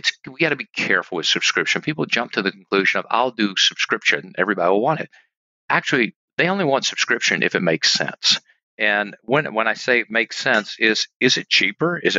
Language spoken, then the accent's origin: English; Mississippi, United States; I'm from Mississippi. Preacher's son, not a college graduate.